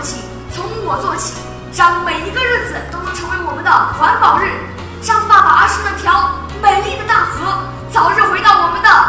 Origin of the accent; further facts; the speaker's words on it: Guangzhou, Guangdong, China; 从小生活在广州的我，是幸福的，身边也有一条大河珠江穿肠而过。